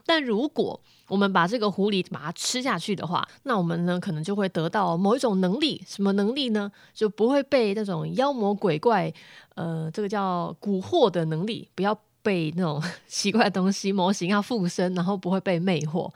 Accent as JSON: {"language": "Chinese", "region": "Chiayi", "country": "Taiwan", "said": "我甲乙人"}